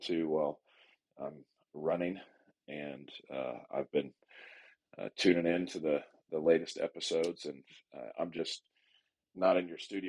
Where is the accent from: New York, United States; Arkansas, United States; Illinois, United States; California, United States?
California, United States; now in Midland, United States; I grew up in California